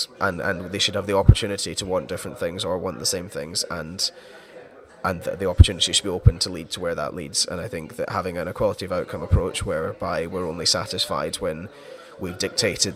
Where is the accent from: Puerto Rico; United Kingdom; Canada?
United Kingdom; Scotland; I'm Scottish